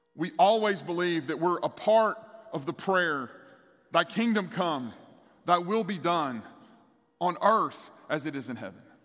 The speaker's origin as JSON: {"language": "English", "region": "East Texas", "country": "United States", "tie": "born or raised there", "said": "the church I grew up in in East Texas."}